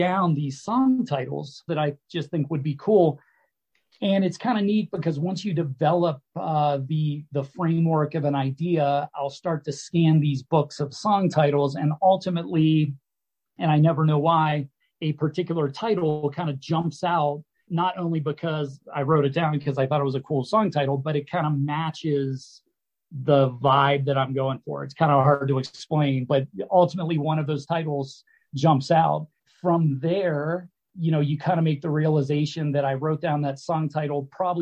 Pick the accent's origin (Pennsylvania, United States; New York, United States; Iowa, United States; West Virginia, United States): Pennsylvania, United States; Pittsburgh; now in Colorado, United States; back in Pittsburgh, my hometown.